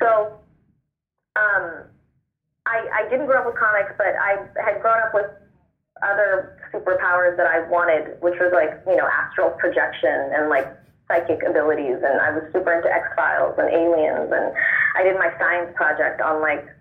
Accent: Oakland, California, United States; moved away as an adult; also born or lived in New York; now in Los Angeles, United States; I moved to New York because I'm from Oakland. I started off in Oakland, moved to New York, and then did the move to LA a few years ago

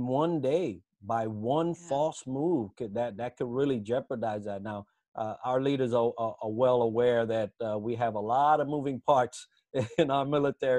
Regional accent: United States; as an American going abroad

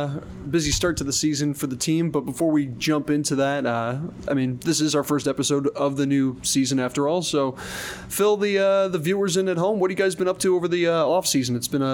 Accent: New York, United States; Well, I'm from New York as well.

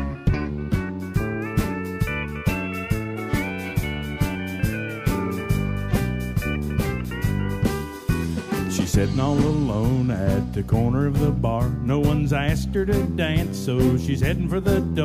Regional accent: White Sulphur Springs, West Virginia, United States; my hometown, which is White Sulphur Springs

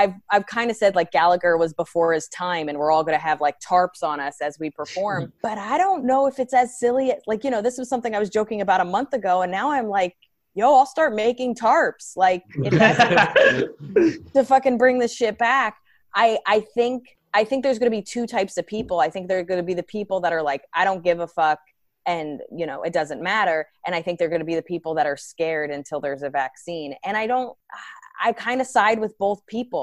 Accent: right outside of Princeton, New Jersey, United States; moved away as an adult; now in New York City, United States; I grew up right outside of Princeton

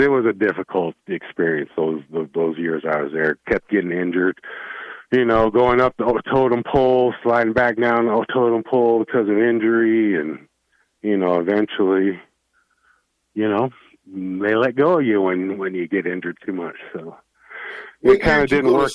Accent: Wyoming, United States; also born or lived in Nebraska; now in Fort Collins, United States; I'm from Wyoming

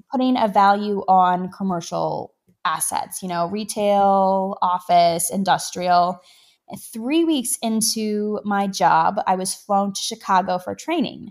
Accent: Canada; being a Canadian

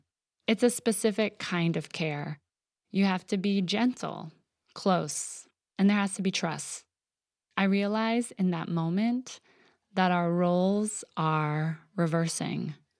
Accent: Ohio, United States; born or raised there; now in California, United States

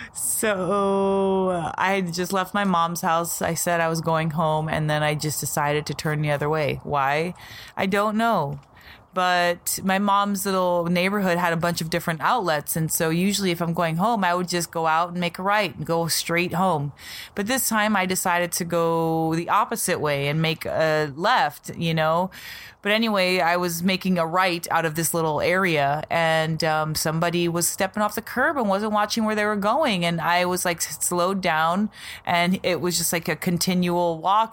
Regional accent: Las Vegas, Nevada, United States; So we're from Vegas, and I had moved to Green Valley, and we're on the east side right now.

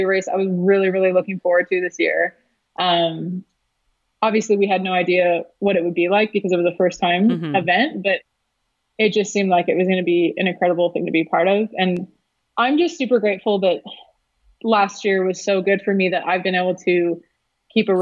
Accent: Canada; now in United States; I'm Canadian. I was born in Canada

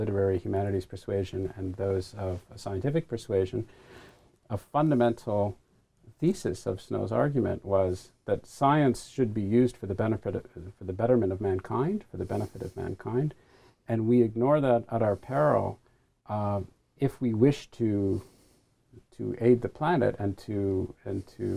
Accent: Canada; a Canadian who's still a citizen of the crown

